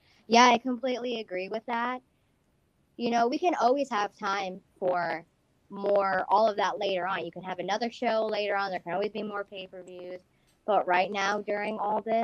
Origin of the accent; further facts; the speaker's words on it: United States; I'm from America as well